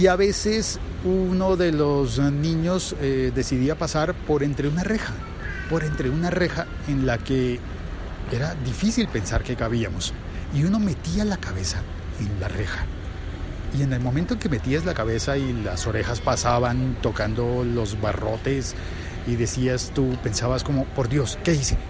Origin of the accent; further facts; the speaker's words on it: Colombia; en mi país